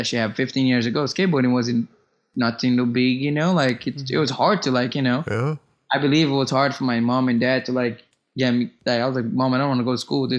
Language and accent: English; Brazil; English is a second language; No, he was just like, you know, like coming from Brazil, whatever, you know, like all tha